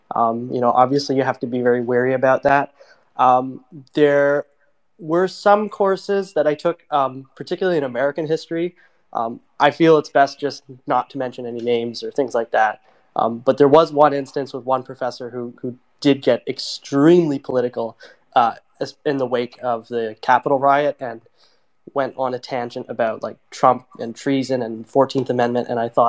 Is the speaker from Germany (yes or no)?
no; Toronto, Ontario, Canada; I'm a student from Toronto